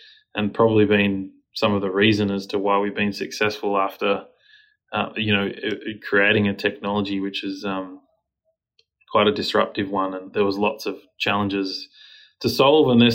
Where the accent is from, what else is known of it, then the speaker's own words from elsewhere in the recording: Australia; our country is quite small